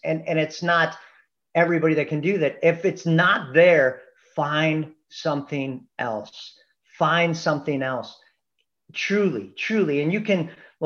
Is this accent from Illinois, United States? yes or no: yes; Chicago, Illinois, United States; I'm from Chicago